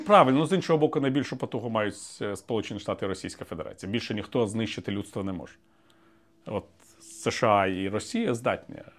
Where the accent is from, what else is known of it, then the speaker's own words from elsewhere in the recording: Ukraine; also born or lived in Moscow, Russia; ми українці